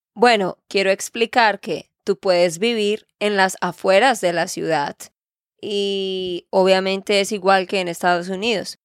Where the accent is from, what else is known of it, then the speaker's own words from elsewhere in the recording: Santander, Colombia; moved away as an adult; now in United States; de Santander, Colombia